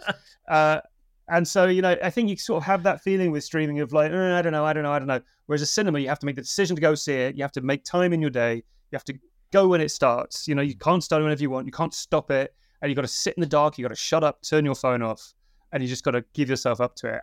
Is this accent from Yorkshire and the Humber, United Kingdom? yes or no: yes; Yorkshire and the Humber, United Kingdom; moved away; I'm originally from Yorkshire